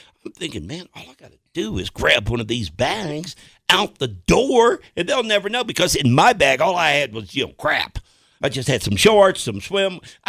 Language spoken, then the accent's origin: English; Tennessee, United States; now in Colorado, United States; We had a Love's in my hometown back in Tennessee.